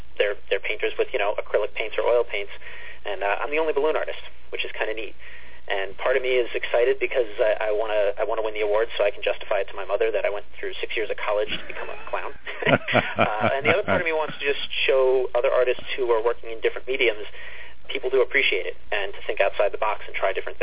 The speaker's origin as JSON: {"language": "English", "town": "East Meadow", "region": "New York", "country": "United States", "tie": "born or raised there", "said": "I'm back in East Meadow in my hometown where I was born and grown up"}